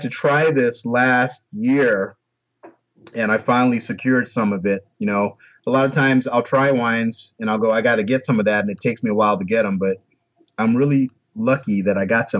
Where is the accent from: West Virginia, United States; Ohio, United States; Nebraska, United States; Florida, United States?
Florida, United States; I grew up in Florida